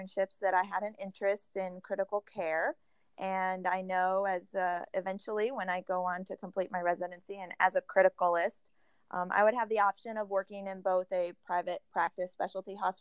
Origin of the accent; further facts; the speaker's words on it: Oklahoma, United States; also born or lived in Houston, Texas / Huntsville, Texas; I grew up most of my life in Oklahoma